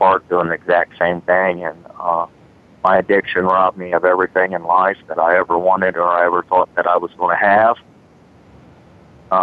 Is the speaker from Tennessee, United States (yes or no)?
no; Marion, Ohio, United States; I was born in Marion, Ohio, in a very low-income neighborhood, very impoverished